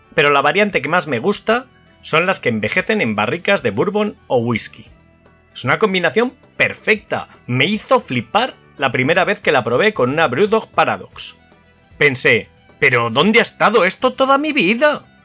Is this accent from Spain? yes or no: yes; Valladolid, Castile and León, Spain; mi ciudad natal, Valladolid